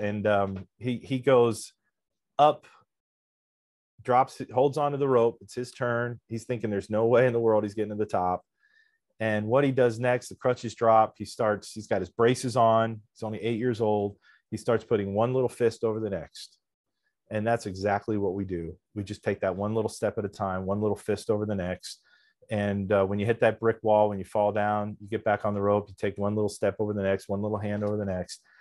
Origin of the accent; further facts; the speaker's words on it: Reading, Pennsylvania, United States; my hometown in the Reading Phillies at the municipal stadium where I grew up watching the Reading Phillies